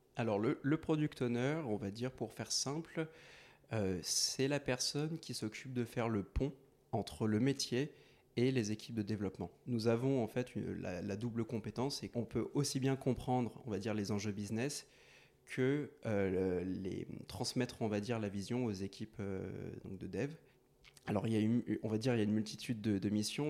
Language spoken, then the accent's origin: French; Courbevoie, Île-de-France, France; je, vis à Courbevoie depuis ma tendre enfance